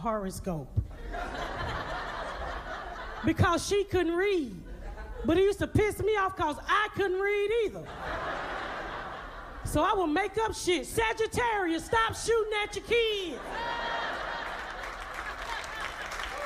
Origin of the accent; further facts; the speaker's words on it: Atlanta, Georgia, United States; moved away as an adult; also born or lived in Indianapolis; I'm from Atlanta. I grew up in Atlanta. Not the good part, the hood.